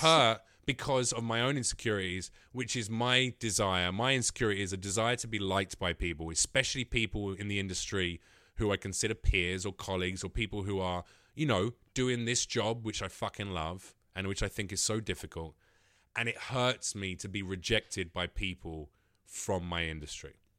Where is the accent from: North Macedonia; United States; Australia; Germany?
North Macedonia; moved away; I'm from Macedonia